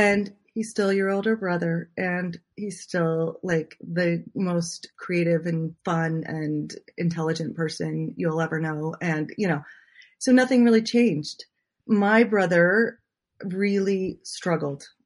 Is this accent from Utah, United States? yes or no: yes; Utah, United States; I grew up in Utah.